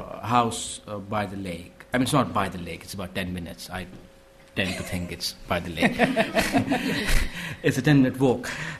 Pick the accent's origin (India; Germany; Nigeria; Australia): India; Srinagar, Jammu and Kashmir; the city I grew up in Srinagar.